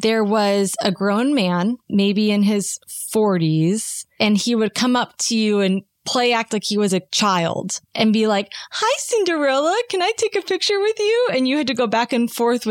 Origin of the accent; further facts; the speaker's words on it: Long Beach, California, United States; I grew up in Long Beach, as you know, which is 20 minutes from Anaheim